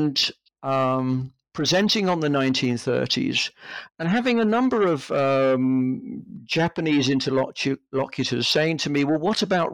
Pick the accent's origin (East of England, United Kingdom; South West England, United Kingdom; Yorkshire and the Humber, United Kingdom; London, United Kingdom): London, United Kingdom; also born or lived in Leeds; I grew up in London. I've lived most of my life in London, apart from the time when I was an undergraduate student.